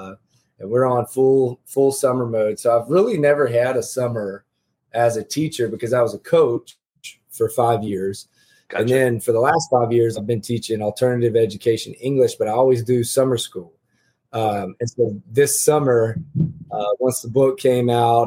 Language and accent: English; United States; here in my hometown. I live in my hometown